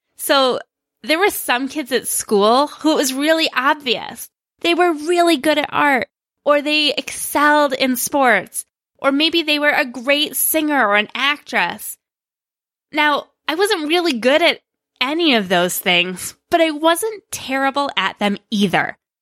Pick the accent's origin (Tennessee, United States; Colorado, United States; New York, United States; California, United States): New York, United States; Greece; he managed a movie theater in my hometown of Greece, which is a suburb of Rochester, New York